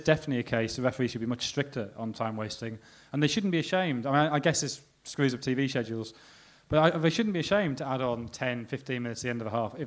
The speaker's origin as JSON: {"language": "English", "region": "England", "country": "United Kingdom"}